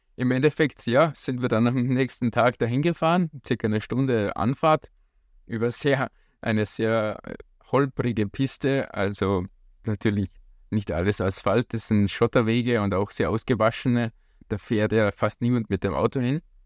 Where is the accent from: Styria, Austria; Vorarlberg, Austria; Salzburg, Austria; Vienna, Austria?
Salzburg, Austria; Hallein; ich komme auch aus Hallein.